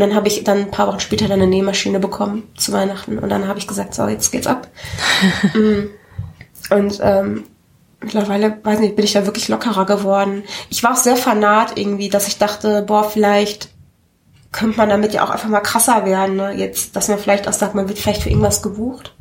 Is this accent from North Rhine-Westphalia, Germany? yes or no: yes; Hattingen, North Rhine-Westphalia, Germany; ich komme aus Hatting und wir hatten da eine, ein, sowas ist sowas wie Karstadt